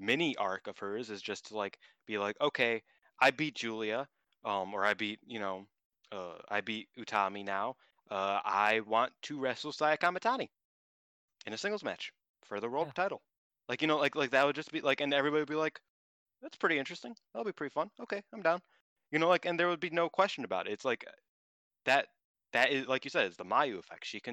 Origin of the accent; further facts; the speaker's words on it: United States; I'm from America